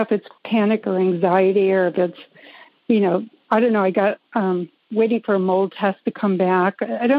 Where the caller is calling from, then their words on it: North Carolina, United States; North Carolina, not too far from you.